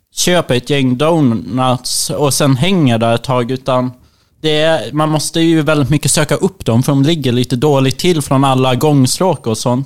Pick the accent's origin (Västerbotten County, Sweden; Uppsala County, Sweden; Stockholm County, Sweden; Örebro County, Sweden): Västerbotten County, Sweden; Umeå; växte jag upp i Umeå